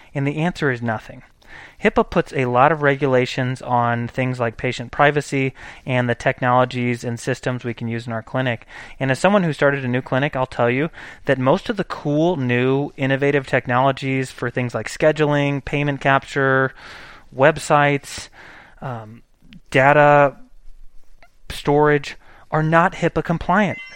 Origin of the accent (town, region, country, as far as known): United States